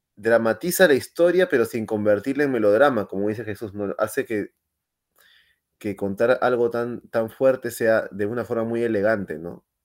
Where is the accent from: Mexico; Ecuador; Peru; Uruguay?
Peru; moved away; yo soy de Perú